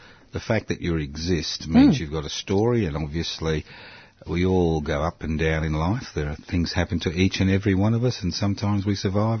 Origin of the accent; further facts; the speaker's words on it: Queensland, Australia; Because I was from Queensland, so it accounts for our mentality, I think.